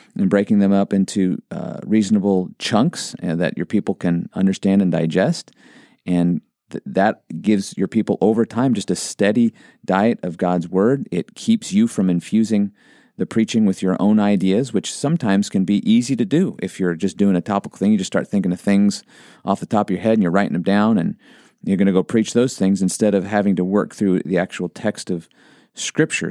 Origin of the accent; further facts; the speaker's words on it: Montana, United States; I grew up in Montana and we'd go on a lot of hikes